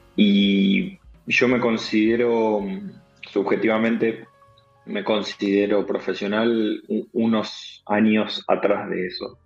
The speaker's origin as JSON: {"language": "Spanish", "town": "Armstrong", "region": "Santa Fe", "country": "Argentina", "tie": "born or raised there", "said": "soy de un pueblo muy, muy chiquito, de, de Armstrong, de la provincia de Santa Fe"}